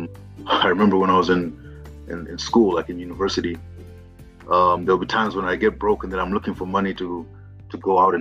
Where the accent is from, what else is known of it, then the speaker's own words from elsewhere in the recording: Zimbabwe; now in Kenya; I've worked in Kenya for many years, but I'm originally from Zimbabwe.